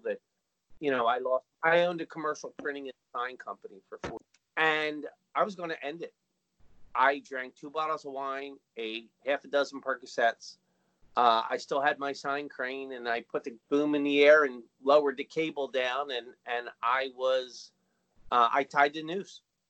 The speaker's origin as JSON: {"language": "English", "region": "New Jersey", "country": "United States", "lives_now": "Philadelphia, United States", "said": "I came from New Jersey, and the reason I'm here in Philadelphia"}